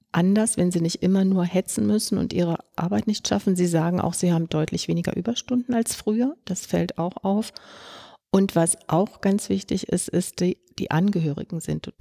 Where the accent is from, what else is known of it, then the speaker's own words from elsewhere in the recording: Brandenburg, Germany; Ich komme hier aus, äh, aus Brandenburg, wo ganz wenig Ärzte sind